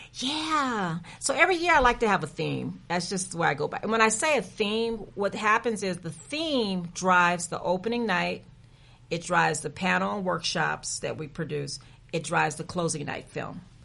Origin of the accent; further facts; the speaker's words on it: San Antonio, Texas, United States; moved away as an adult; I am a native from San Antonio, Texas, born and bred